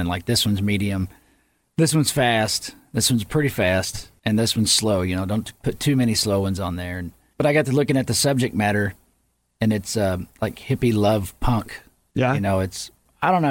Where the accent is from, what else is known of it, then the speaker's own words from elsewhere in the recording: Yukon, Oklahoma, United States; moved away; I moved away from Yukon, Oklahoma and I came back